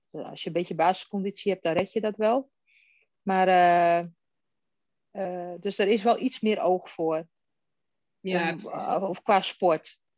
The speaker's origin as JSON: {"language": "Dutch", "town": "Den Helder", "region": "North Holland", "country": "Netherlands", "tie": "born or raised there", "moved": "yes", "lives_now": "Westerland, Netherlands", "said": "Ik ben 47 jaar. Ik ben geboren getogen in Den Helder, maar ik woon nu in de Haukens, het Westerland, vlakbij Hippolytushoef."}